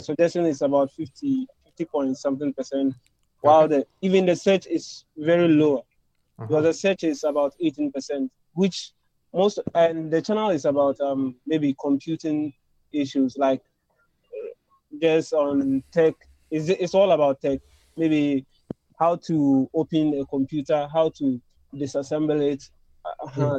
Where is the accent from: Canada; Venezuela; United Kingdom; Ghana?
Ghana; I'm from Ghana